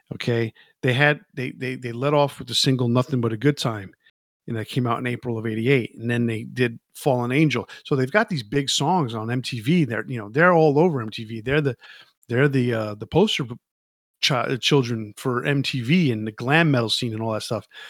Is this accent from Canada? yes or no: no; New York, United States; I grew up in New York